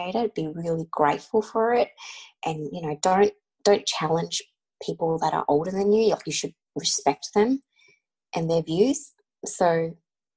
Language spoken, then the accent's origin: English; Australia; being Australian born and growing up, you know, in the Australian school system